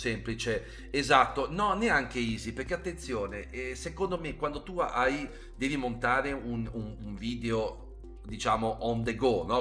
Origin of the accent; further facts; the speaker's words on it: Genoa, Liguria, Italy; sono genovese